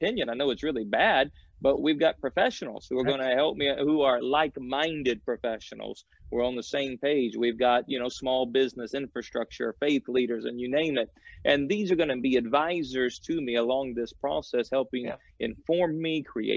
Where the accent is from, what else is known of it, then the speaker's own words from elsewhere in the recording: Tiowa, between Claremore and Inola, Oklahoma, United States; also born or lived in Tulsa, Oklahoma; I grew up in a little place called Tiowa, in between Claremore and Inola